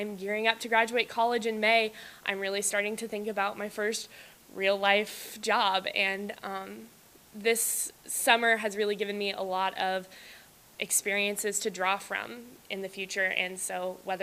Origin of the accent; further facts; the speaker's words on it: Nebraska, United States; I am originally from Nebraska.